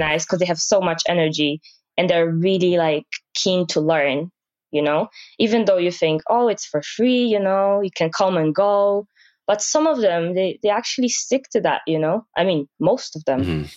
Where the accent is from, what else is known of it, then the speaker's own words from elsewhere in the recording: Poland; moved away as an adult; now in Aberdeen, United Kingdom; back home, uh, I'm from Poland